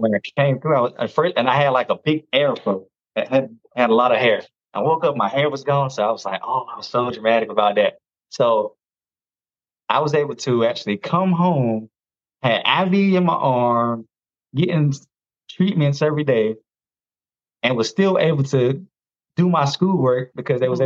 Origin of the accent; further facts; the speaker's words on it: North Carolina, United States; I'm from North Carolina. Uh, 41. I'm a dad of one. He's 18 now. Um, I've never been married unfortunately. But you know, life happens. Um, and I grew up in a small town. I actually still live here